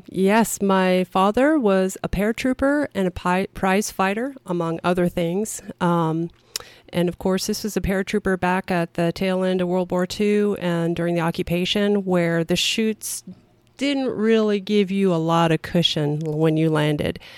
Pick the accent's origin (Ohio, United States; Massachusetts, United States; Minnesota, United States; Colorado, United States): Minnesota, United States; also born or lived in Vancouver Island; I was born in northern Minnesota my dad was in the military, and I spent time on Vancouver Island.